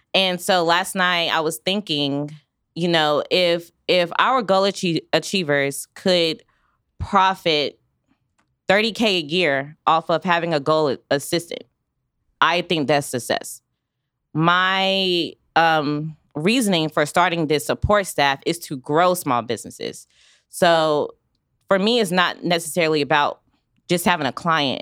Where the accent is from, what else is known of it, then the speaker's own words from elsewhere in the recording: Raleigh, North Carolina, United States; now in Wichita, United States; I come from North Carolina, Raleigh, North Carolina, where it's a major city